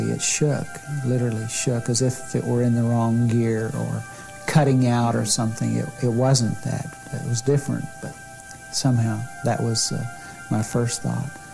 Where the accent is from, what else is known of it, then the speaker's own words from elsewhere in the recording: Cushing, Oklahoma, United States; even smaller than my hometown of Cushing